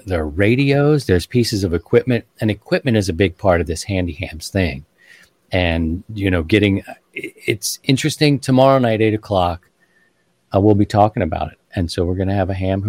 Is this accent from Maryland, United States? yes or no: yes; Baltimore, Maryland, United States; I'm from Baltimore. I'm a Ravens fan